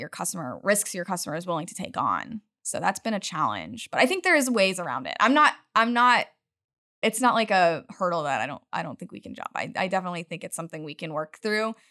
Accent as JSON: {"language": "English", "region": "Utah", "country": "United States", "tie": "born or raised there", "moved": "yes", "lives_now": "Houston, United States", "said": "I'm from the mountains. I grew up in Utah"}